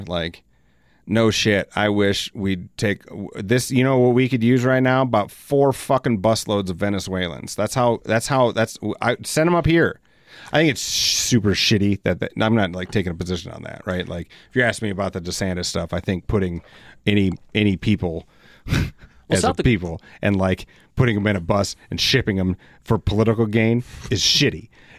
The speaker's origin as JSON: {"language": "English", "town": "Elsinore", "region": "California", "country": "United States", "tie": "born or raised there", "said": "I grew up in Elsinore, so I don't have to go back that far."}